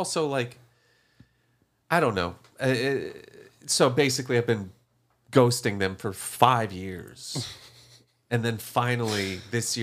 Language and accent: English; Fargo, North Dakota, United States; moved away; I'm from Fargo, North Dakota